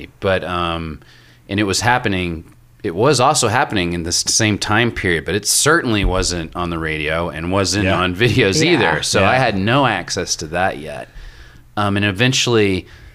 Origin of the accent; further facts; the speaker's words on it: Little Rock, Arkansas, United States; I'm from Little Rock, Arkansas, you know, and so I grew up in the 70s and the 80s in Little Rock